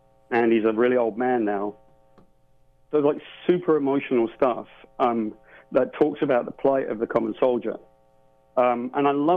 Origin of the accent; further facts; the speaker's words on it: United Kingdom; I'm from Great Britain.